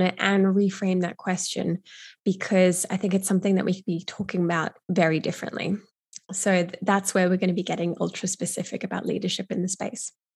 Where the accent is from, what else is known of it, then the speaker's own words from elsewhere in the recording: Brisbane, Queensland, Australia; my hometown of Brisbane